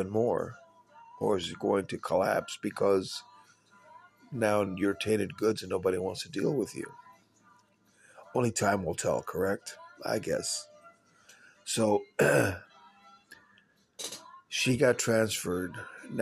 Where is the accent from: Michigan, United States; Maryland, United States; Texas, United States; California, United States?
Texas, United States; San Antonio; my hometown of San Antonio, Texas